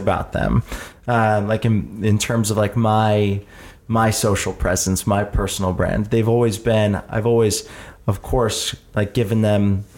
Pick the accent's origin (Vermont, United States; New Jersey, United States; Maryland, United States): New Jersey, United States; Jersey Shore; also born or lived in Philadelphia; I moved to the Jersey Shore and then spent my entire childhood growing up as a kid at the Jersey Shore